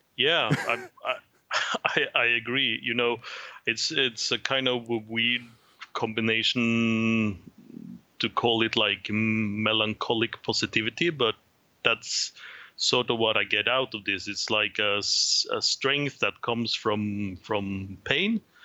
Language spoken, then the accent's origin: English; Trondheim, Trøndelag, Norway; from my hometown of Trondheim, Norway.